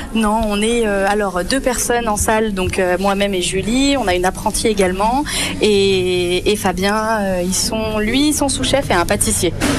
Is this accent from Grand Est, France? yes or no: yes; Mulhouse, Grand Est, France; moved away as an adult; also born or lived in Strasbourg; je suis née à Mulhouse